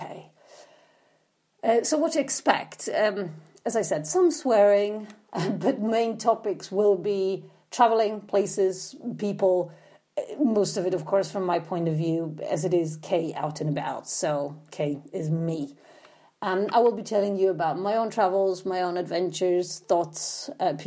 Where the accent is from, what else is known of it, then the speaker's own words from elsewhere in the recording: Poland; English is a second language; moved away; I did grow up in socialist Poland in the 80s, because you might be wondering where my accent is from as well